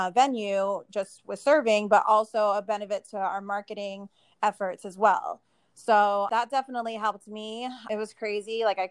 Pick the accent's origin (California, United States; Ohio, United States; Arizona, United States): Arizona, United States; also born or lived in Las Vegas; And then I realized that, you know, I'm from Arizona. I've already like, you know, experienced everything that I felt Arizona had to offer me at that time.